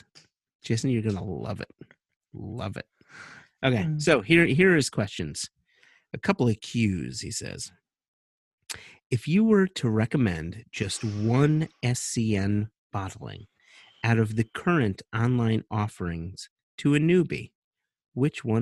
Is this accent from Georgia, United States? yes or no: no; Connecticut, United States; accent: Connecticutian; my Connecticutian accent